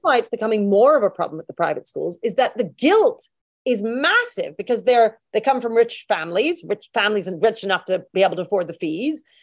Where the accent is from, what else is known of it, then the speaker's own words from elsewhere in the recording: United Kingdom; We're all British together.